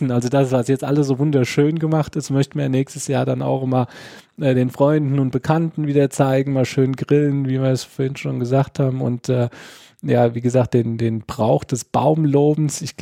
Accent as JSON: {"language": "German", "town": "Lorch", "region": "Hesse", "country": "Germany", "tie": "born or raised there", "lives_now": "Oestrich-Winkel, Germany", "said": "es ist vieles da, was es in meiner Jugend bei uns in Lorch noch gab, was es leider mittlerweile nicht mehr gibt."}